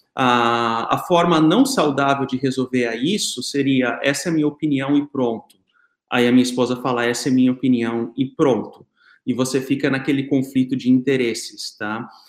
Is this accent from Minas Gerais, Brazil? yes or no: no; Santa Catarina, Brazil; nós somos de Santa Catarina